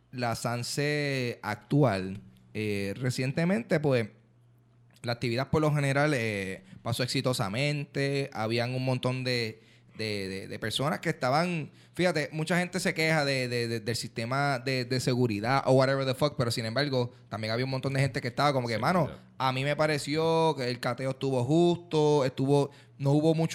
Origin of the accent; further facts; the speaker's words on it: Carolina, Puerto Rico; Yo soy de Carolina. Lo que pasa y, es y en mi territorio de Carolina se habla. No se dice lío de falda. Yo nunca había escuchado ese término en mi vida.